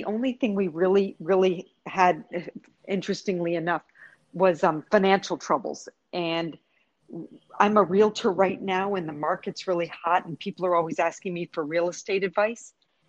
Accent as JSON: {"language": "English", "region": "New York", "country": "United States", "also_born_or_lived": "Virgin Islands", "lives_now": "Puerto Rico", "said": "Well, I've lived in Puerto Rico 31 years, but I was originally from New York, lived in other Caribbean islands, the Virgin Islands"}